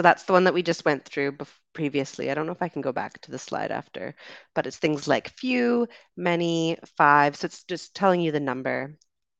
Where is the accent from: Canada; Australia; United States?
Canada; also born or lived in United Kingdom; So I am Canadian and British. So I am a Canadian and British citizen.